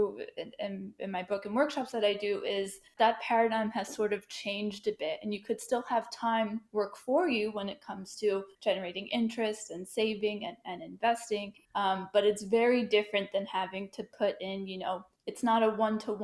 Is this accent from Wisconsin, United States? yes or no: no; New York, United States; moved away as an adult; now in Washington, D.C. area, United States; I'm from New York. All my family's there. I'm sort of the first to branch out to the DC area